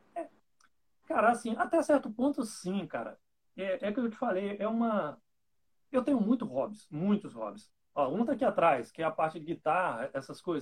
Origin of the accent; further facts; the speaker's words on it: Santo Antônio de Pádua, Rio de Janeiro, Brazil; Eu sou de Santo Antônio de Pádua, interior do Rio de Janeiro